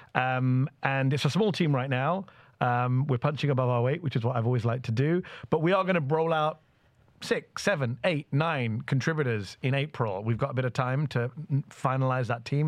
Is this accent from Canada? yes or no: no; United Kingdom; now in United States; as a British American brown Muslim lefty immigrant